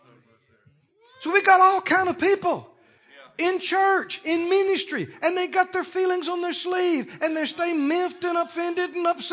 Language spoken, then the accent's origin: English; Mississippi, United States; we're from the South, just next door, Mississippi